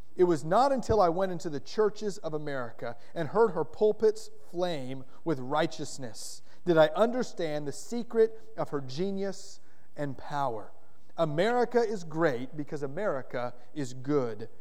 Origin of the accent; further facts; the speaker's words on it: Florida, United States; moved away; also born or lived in Kentucky / Indiana / North Carolina; I'm a proud Floridian. I grew up in Florida, and I love the state of Florida in a lot of ways.